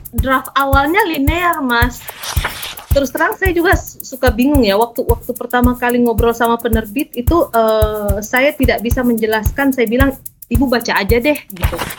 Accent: Makassar, South Sulawesi, Indonesia; moved away as an adult; now in Belgium; Saya asli Makassar, Sulawesi Selatan

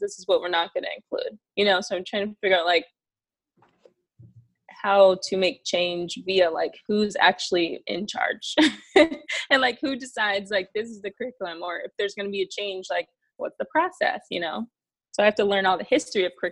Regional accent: Chicago, Illinois, United States; my hometown

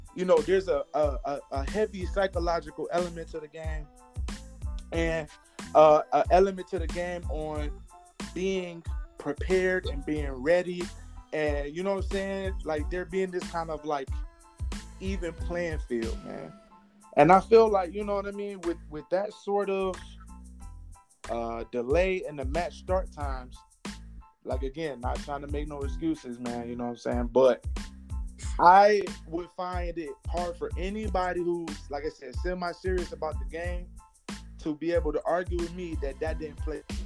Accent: Detroit, Michigan, United States; I'm from Detroit

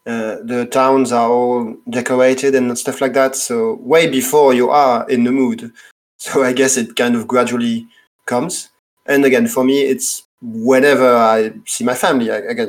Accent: France; from France.

